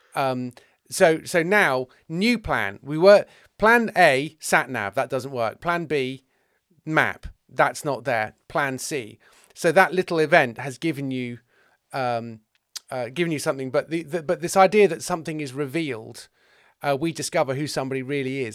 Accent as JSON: {"language": "English", "region": "England", "country": "United Kingdom", "said": "I'm an English male"}